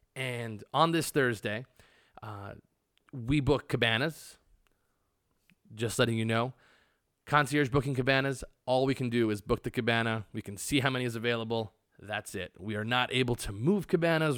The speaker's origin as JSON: {"language": "English", "region": "Arizona", "country": "United States", "moved": "yes", "lives_now": "Las Vegas, United States", "said": "I am from Arizona"}